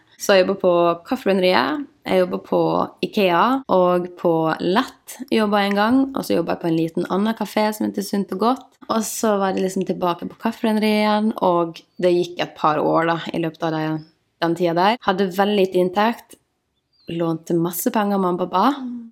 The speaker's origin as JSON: {"language": "Norwegian", "region": "Møre og Romsdal", "country": "Norway", "tie": "born or raised there", "also_born_or_lived": "Ålesund", "moved": "yes", "lives_now": "Oslo, Norway", "said": "Jeg kommer fra Ålesund. Vokste opp i en sånn liten bygd som heter Emlem"}